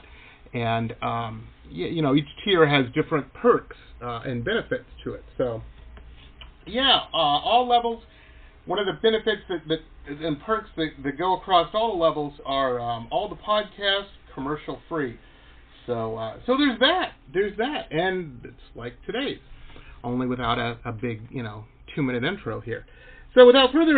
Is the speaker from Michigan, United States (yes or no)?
yes; Detroit, Michigan, United States; moved away as an adult; also born or lived in Canada / Boston / San Diego / California; I grew up in Metro Detroit.